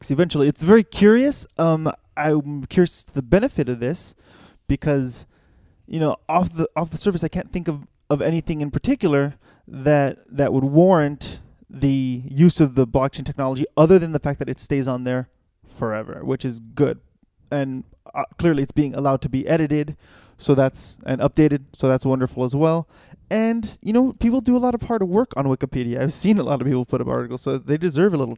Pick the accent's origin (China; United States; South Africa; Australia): China; Yeah, I'm from China.